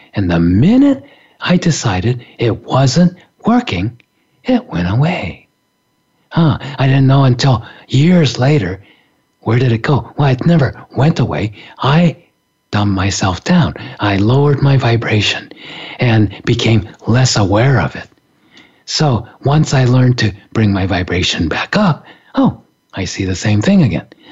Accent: Japan; I grew up in Japan

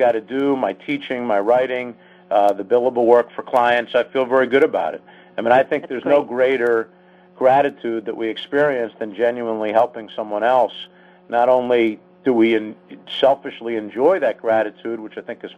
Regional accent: Philadelphia, Pennsylvania, United States; now in Washington, D.C., United States; growing up in Philadelphia and living in D.C.

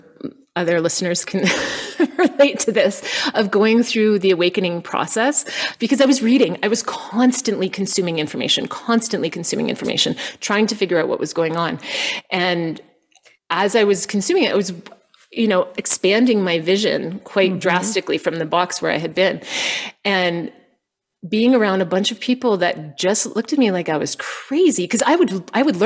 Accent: Canada; moved away as an adult; also born or lived in United States / Costa Rica; So we're Canadian. And so we also lived in the States and then we went to Costa Rica

